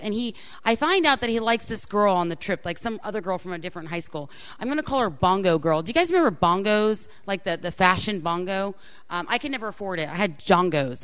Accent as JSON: {"language": "English", "region": "Florida", "country": "United States", "tie": "born or raised there", "said": "I grew up in Florida, so my high school was in Florida."}